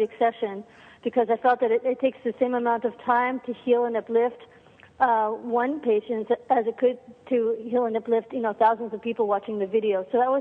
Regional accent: New York, United States; also born or lived in Argentina; I grew up in New York

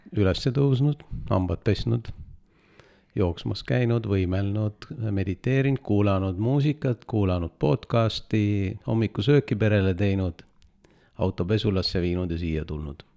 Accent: Estonia; sündisin Eestis ja Eestisse olen jäänud

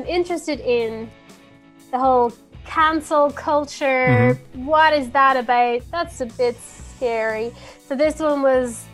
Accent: Ireland; I love being Irish

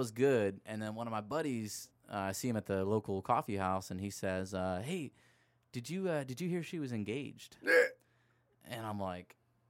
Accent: Anaheim, California, United States; moved away; also born or lived in Myrtle Beach; I came from Myrtle Beach, and everybody calls Myrtle Beach Dirty Myrtle. And then I come to I'm from Anaheim, born in there

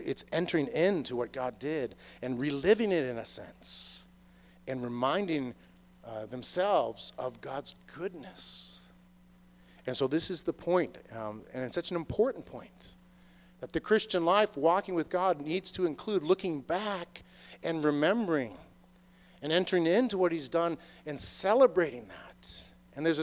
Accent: Boston, Massachusetts, United States; moved away as an adult; also born or lived in Maryland; I grew up in the Boston area

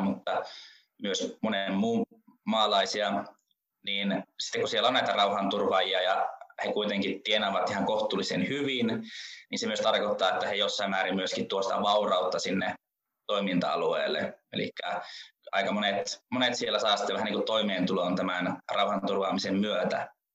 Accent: Rovaniemi, Lapland, Finland; minä olen Rovaniemeltä kotoisin ja nykyäänkin vielä Rovaniemellä asun

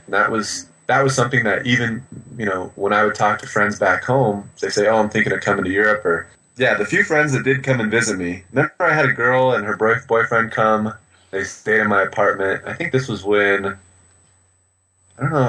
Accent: United States; I'm from America

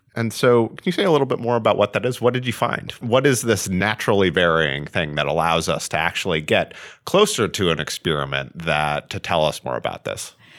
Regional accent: Vermont, United States; I grew up in Vermont for the most part, where it gets very cold in the winter.

